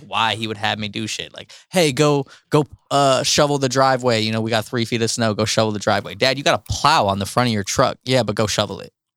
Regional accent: Cleveland, Pymatuning Valley, Ohio, United States; also born or lived in Euclid, Ohio; my parents moved me out of the city, out of Cleveland, to the middle of fucking nowhere

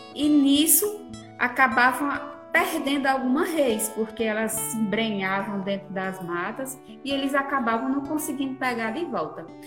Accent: Brejo Santo, Ceará, Brazil; sou do Comprofiado e apaixonada por esse lugar, um lugar assim que eu nasci, cresci e, e vivo até hoje

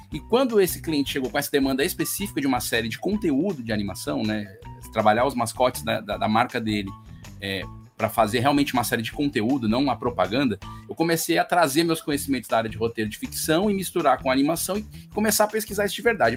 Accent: Fortaleza, Ceará, Brazil; eu sou de Fortaleza, no Ceará

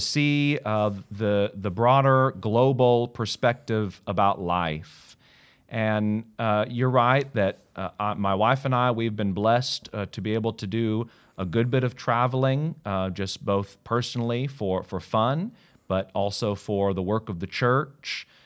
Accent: United States; moved away as an adult; now in Australia; I'm American. I love America

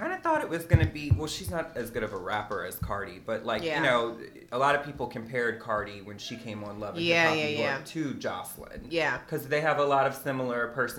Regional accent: New Orleans, Louisiana, United States; I'm born and raised, baby.

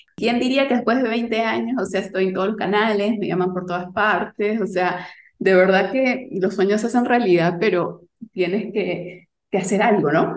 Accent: Lima, Peru; yo nací y crecí en Lima, Perú

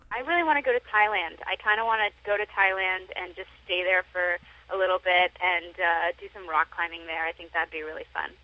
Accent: Sarasota, Florida, United States; now in Los Angeles, United States; I had done community theater in my hometown of Sarasota, Florida

